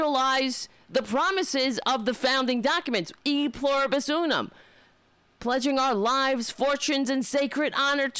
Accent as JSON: {"language": "English", "country": "United States", "said": "we're American"}